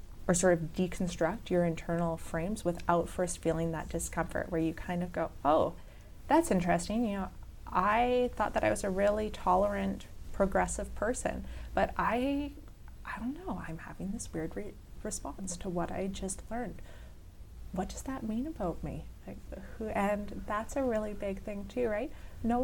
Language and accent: English; Canada